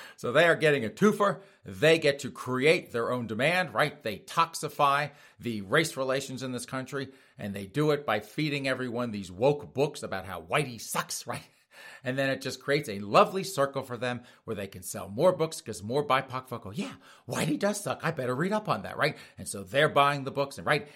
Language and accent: English; South Carolina, United States; I'm from South Carolina